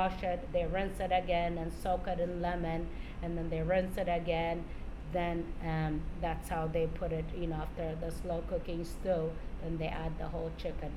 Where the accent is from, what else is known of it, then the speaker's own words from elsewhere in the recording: Amhara, Ethiopia; now in Spokane, United States; I am from Ethiopia, and I'm from the north side, which is the Amhara tribe.